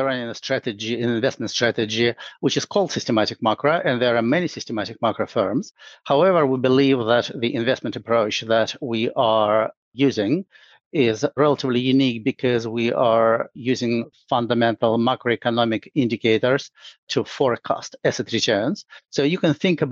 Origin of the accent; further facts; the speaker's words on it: Saint Petersburg, Russia; moved away as an adult; now in London, United Kingdom; I'm originally from St. Petersburg, Russia, which is a beautiful city.